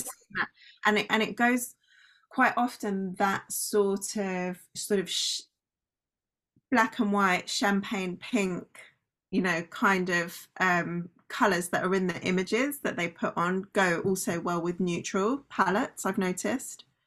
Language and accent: English; United Kingdom; also born or lived in London; I am British, you correctly identified. So, I live in London